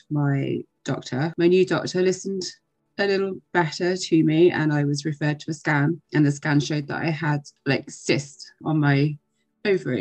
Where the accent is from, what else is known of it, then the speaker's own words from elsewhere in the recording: England, United Kingdom; now in Ireland; I live in Ireland. I'm originally from England